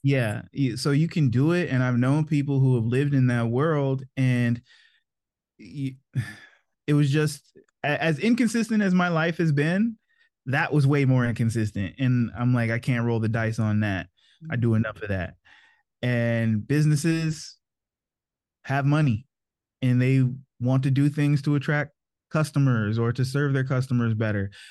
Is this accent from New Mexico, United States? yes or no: no; Maryland, United States; also born or lived in North Carolina; I grew up in Maryland mostly. My parents were in the Army when I was born, so I was actually born in North Carolina, but the majority of my memories were made in Maryland